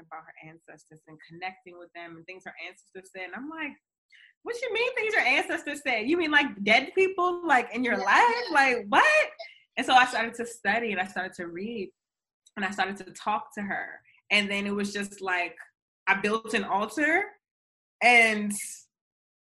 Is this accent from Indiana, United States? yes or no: no; Baltimore, Maryland, United States; I'm from Baltimore, Maryland.